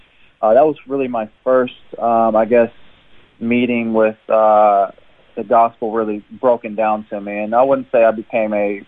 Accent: Jeffersonville, Indiana, United States; moved away as an adult; now in Brisbane, Australia; I was born and raised in Jeffersonville, Indiana.

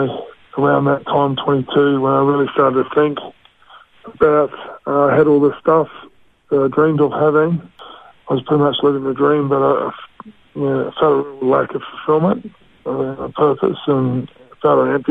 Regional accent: Australia; also born or lived in Mosgiel, New Zealand / Cromwell, New Zealand; And then we made the big move over to Australia as a family.

